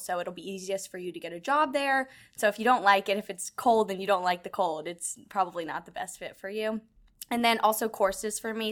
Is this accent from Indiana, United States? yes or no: no; Atlanta, Georgia, United States; now in Houston, United States; I'm from Atlanta